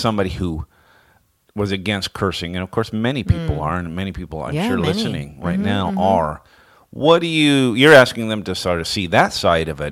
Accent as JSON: {"language": "English", "region": "West Coast", "country": "United States", "tie": "born or raised there", "said": "I'm from the West Coast, and you know, all my life I've been on the West Coast"}